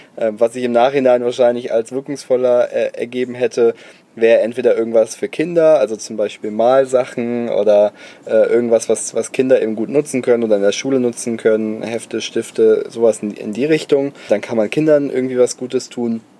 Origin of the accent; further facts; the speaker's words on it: Bonn, North Rhine-Westphalia, Germany; ich komme aus Bonn, da kommt Haribo her